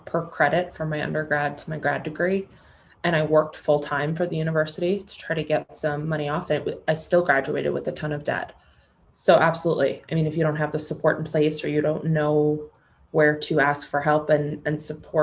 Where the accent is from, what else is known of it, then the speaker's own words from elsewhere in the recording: New York City, New York, United States; Being born and raised in New York City, I can't shake this type A part of me